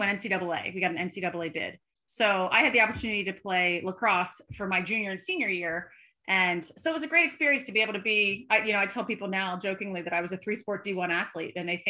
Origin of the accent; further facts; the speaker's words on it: outside of Philadelphia, Pennsylvania, United States; I was born and raised outside of Philadelphia